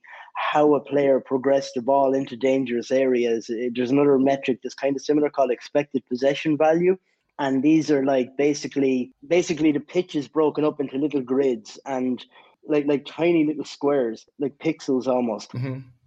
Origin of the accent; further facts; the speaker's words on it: Ireland; I'm from Ireland